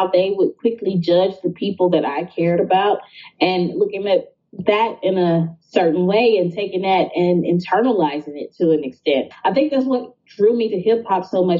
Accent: Jackson, Mississippi, United States; Growing up in Mississippi, I didn't know things were as hard as they were in my neighborhood

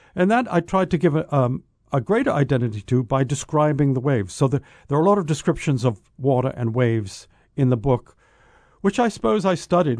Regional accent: New England, United States; accent: New England; now in Oahu, United States; New England accent

